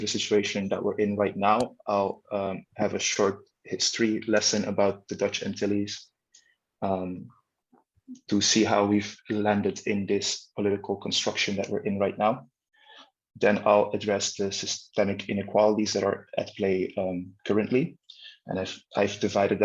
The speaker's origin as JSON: {"language": "English", "country": "Caribbean Netherlands", "tie": "born or raised there", "also_born_or_lived": "Netherlands / Leiden, Netherlands", "said": "I am born in the Netherlands, but I was raised on Bonaire."}